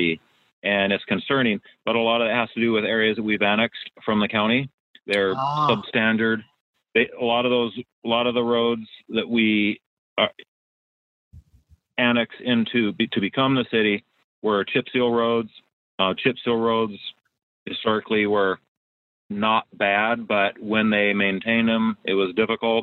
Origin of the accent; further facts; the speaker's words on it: Arizona, United States; moved away as an adult; now in Washington, United States; I grew up in Arizona